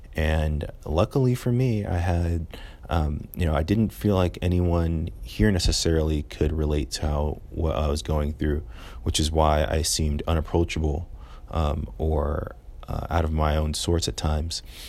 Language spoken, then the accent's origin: English; California, United States; moved away as an adult; I'm from California, so seventeen hundred miles away from home